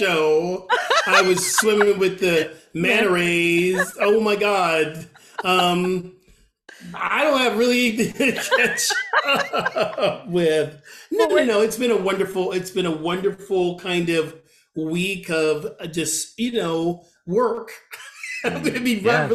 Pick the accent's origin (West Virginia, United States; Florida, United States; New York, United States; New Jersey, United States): New Jersey, United States; Atlantic City; I grew up in Atlanta City, New Jersey